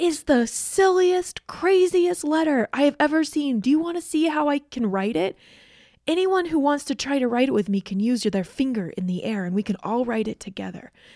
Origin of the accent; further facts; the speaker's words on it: Georgia, United States; moved away; I grew up in Georgia.